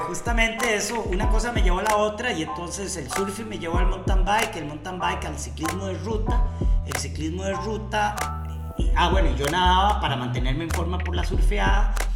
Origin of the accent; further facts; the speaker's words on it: Costa Rica; also born or lived in Venezuela / Spain; yo nací en Venezuela, pero yo vivo en Costa Rica desde segundo grado